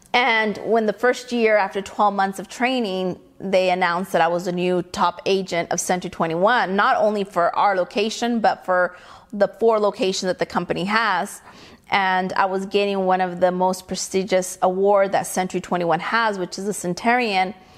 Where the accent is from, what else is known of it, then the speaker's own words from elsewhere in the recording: Mexico; now in California, United States; I was born in Mexico. I mm-hmm. wasn't born here